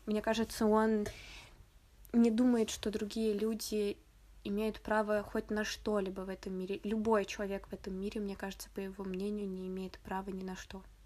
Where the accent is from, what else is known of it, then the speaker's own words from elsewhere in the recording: Tomsk, Tomsk Oblast, Russia; В моем родном городе